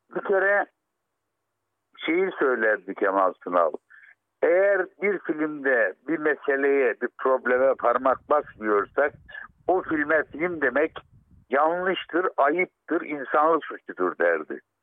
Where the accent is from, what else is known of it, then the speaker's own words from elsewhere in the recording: Arguvan, Malatya, Turkey; Ben Malatya Arguvanlıyım